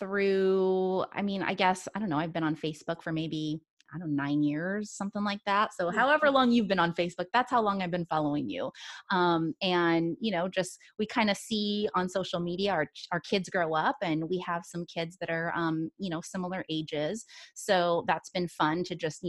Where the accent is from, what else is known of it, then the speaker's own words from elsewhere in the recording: Washington, United States; moved away; I grew up in Washington